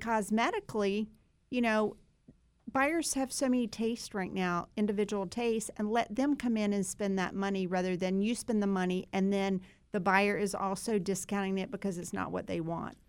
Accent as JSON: {"language": "English", "town": "Sanford", "region": "North Carolina", "country": "United States", "tie": "born or raised there", "said": "we grew up in Sanford together"}